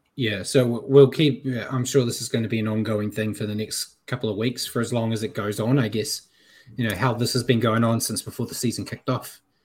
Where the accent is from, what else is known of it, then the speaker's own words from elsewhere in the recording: New Zealand; I'm a Kiwi